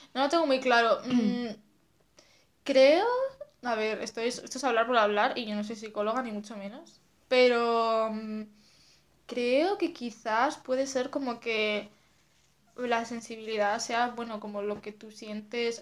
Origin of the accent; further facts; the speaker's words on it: Asturias, Spain; moved away as an adult; now in Madrid, Spain; soy de Asturias y vivo en Madrid desde hace, pues no sé si tres años ya